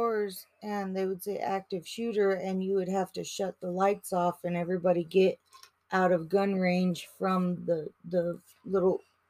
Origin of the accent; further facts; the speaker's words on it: Colorado, United States; moved away as an adult; now in Massachusetts, United States; we're from Colorado, so we have a lot different of an experience. And we're older